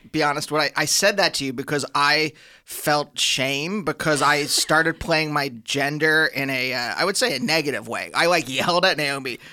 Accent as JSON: {"language": "English", "region": "Pennsylvania", "country": "United States", "also_born_or_lived": "New York", "moved": "yes", "lives_now": "Los Angeles, United States", "said": "I'm from Pennsylvania originally"}